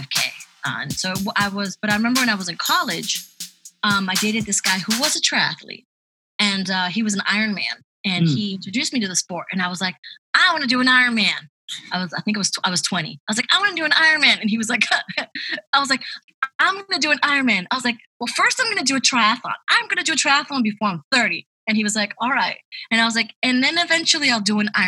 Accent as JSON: {"language": "English", "country": "Spain", "tie": "born or raised there", "also_born_or_lived": "Ecuador / Peru", "moved": "yes", "said": "I was born in Ecuador. I was raised in Spain"}